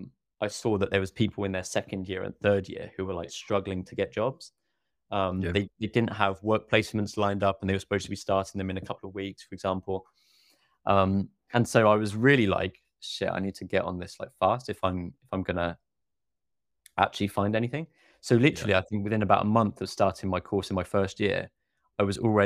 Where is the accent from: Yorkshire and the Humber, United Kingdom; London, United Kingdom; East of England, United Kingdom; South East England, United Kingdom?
South East England, United Kingdom; Oxford; born there; And I was born in Oxford. I lived just down the road. My university was 45 minutes away.